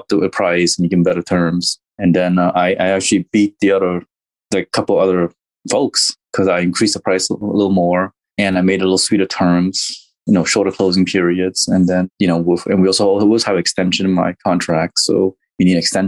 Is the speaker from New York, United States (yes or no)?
no; Texas, United States; West Texas, which is in my home state